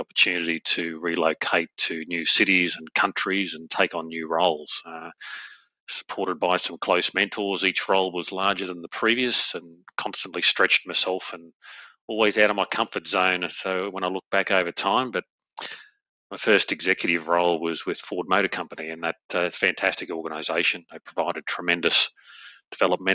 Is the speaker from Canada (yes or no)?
no; Australia; moved away as an adult; having been back in my home country in Australia now for about 5 years